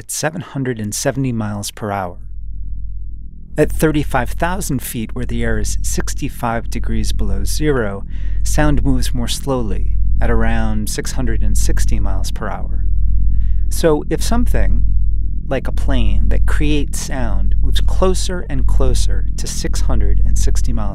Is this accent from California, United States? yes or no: no; Maine, United States; When I was growing up in Maine